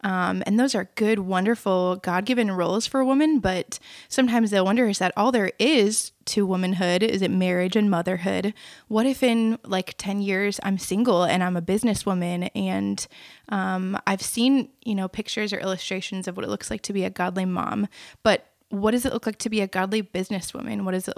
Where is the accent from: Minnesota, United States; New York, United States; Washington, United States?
Minnesota, United States; now in Cedar Falls, United States; I'm from Minnesota.